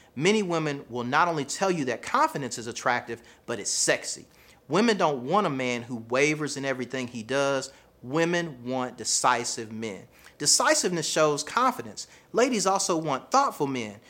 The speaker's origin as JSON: {"language": "English", "region": "the South", "country": "United States", "accent": "Southern", "said": "I have a Southern accent, right? My accent is a part of who I am."}